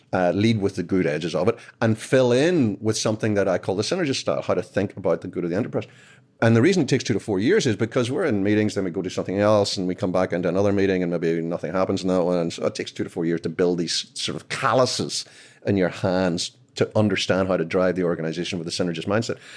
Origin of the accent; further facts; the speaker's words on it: Belfast, Northern Ireland, United Kingdom; moved away as an adult; now in United States; I'm from Belfast originally. I moved here twenty years ago